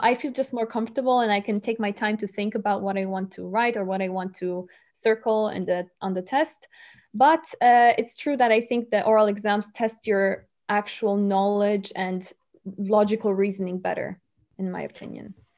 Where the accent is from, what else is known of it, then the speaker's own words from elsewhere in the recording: Poland; English is a second language; moved away as an adult; also born or lived in Rome, Italy; now in Bonn, Germany; I come from Poland, but I study in Rome